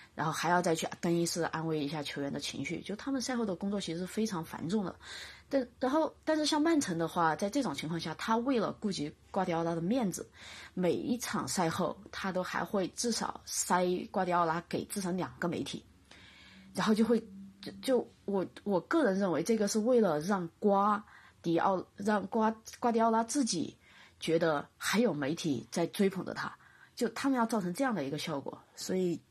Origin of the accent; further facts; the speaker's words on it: China; 我们中国的话讲，就是小农思想